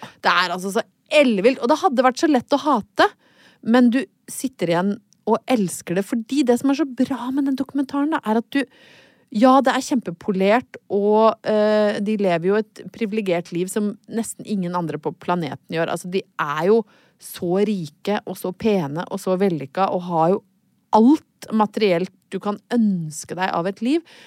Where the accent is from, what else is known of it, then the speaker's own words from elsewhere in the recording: Brøttum, Innlandet, Norway; now in Oslo, Norway; jeg kommer jo fra Brøttum